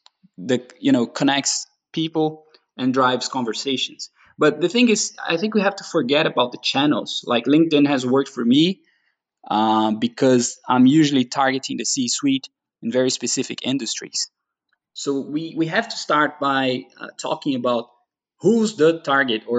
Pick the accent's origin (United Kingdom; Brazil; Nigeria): Brazil; moved away as an adult; now in Denmark; I'm from Brazil